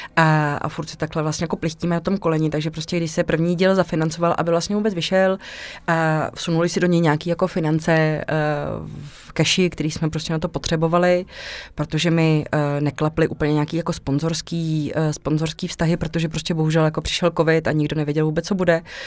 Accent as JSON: {"language": "Czech", "country": "Czechia", "also_born_or_lived": "Mexico / Krč, Prague", "moved": "as an adult"}